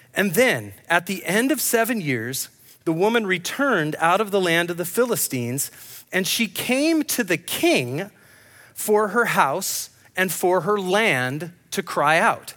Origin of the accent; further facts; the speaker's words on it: Grants Pass, Oregon, United States; moved away; I'm from Grants Pass